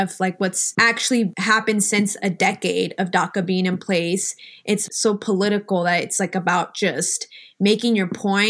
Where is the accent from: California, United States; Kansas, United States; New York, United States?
Kansas, United States; I'm also from Kansas.